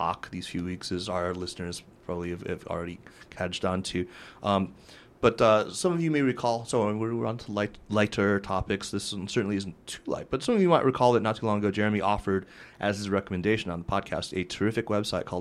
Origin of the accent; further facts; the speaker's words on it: Tucson, Arizona, United States; moved away; I grew up in Tucson